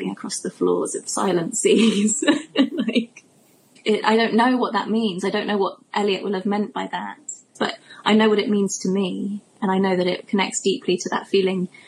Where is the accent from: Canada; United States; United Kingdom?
United Kingdom; Cornwall, South West England; now in London, United Kingdom; which is where I'm from Cornwall.